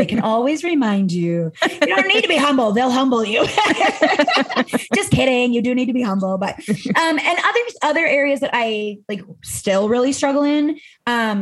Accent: Midwest, United States; now in Arizona, United States; I live in Arizona. I'm from the Midwest

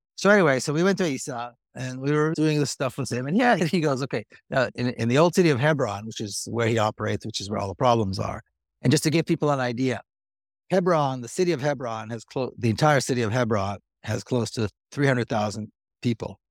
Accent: Israel; moved away; I grew up in Israeli society.

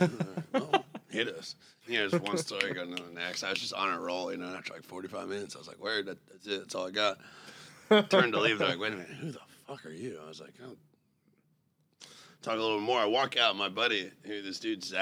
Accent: Austin, Texas, United States; growing up in Austin

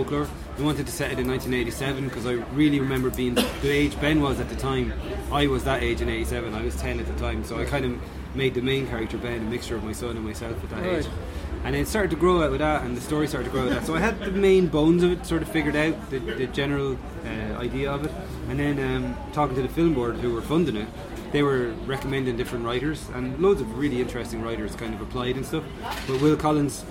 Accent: Ireland; we're both Irish and stuff, so we both sort of had the same experiences growing up.

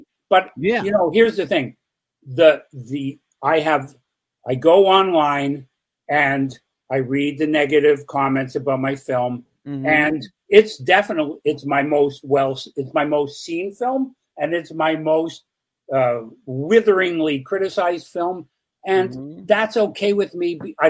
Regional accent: Canada; I'm a Canadian filmmaker, completely unknown in the U.S.

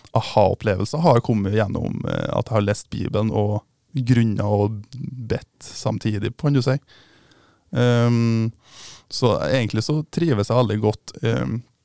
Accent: Mosvik, Trøndelag, Norway; moved away as an adult; now in Bergen, Norway; Jeg kommer da fra Mossvik, som er ei lita bygd et par timer utenfor Trondheim

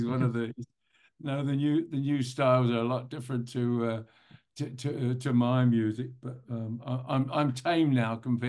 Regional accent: London, United Kingdom; I mean, I'm a Londoner, although the accent doesn't really sound like it maybe, but I am a Londoner.

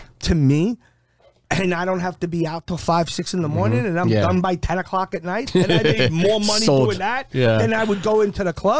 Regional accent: Massachusetts, United States; born there; So my whole family was military. I was born on Otis Air Force Base.

